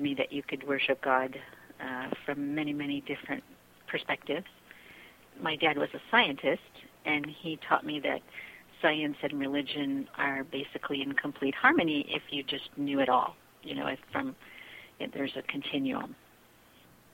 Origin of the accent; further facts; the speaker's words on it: outside of Chicago, Illinois, United States; moved away; I grew up outside of Chicago